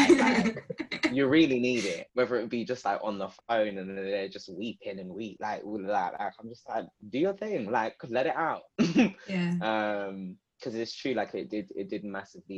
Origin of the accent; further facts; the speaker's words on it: London, United Kingdom; growing up where I've grown up. Growing up in Southeast London.